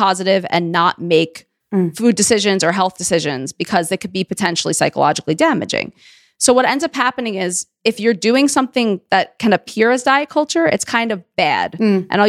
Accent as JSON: {"language": "English", "town": "New York City", "region": "New York", "country": "United States", "said": "I'm a Jew from Queens."}